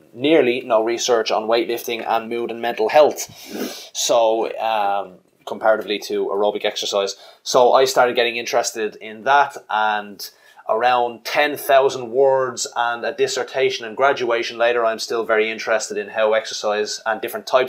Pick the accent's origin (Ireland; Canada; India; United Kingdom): Ireland; I basically run a bricks and mortar gym in my home country of Ireland